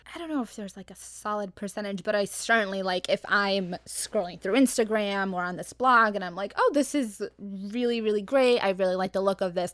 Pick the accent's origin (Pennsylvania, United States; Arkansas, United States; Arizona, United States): Arizona, United States; moved away; I come from Arizona, so I like before this, like it's a much much slower paced environment